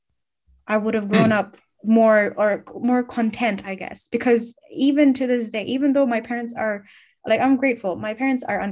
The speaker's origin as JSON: {"language": "English", "country": "Finland", "tie": "born or raised there", "said": "I'm born and raised in Finland, but I'm ethnically Bangladeshi or Bengali"}